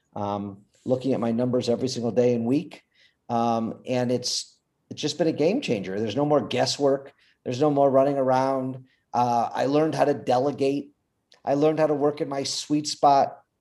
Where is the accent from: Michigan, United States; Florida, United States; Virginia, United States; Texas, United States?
Michigan, United States; Detroit; I'm from Detroit, Michigan.